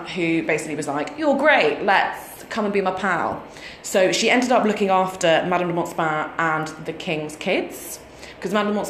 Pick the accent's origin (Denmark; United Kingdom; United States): United Kingdom; I'm too British.